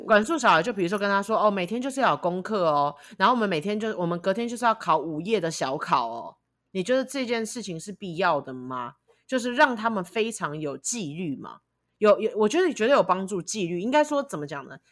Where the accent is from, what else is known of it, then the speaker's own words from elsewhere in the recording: Taiwan; now in United States; 我就是一个台湾人，我，我有属于我的地方。我觉得美国有可能未来会是我，就是最长久居住的生活主场景，但我觉得我的家永远在台湾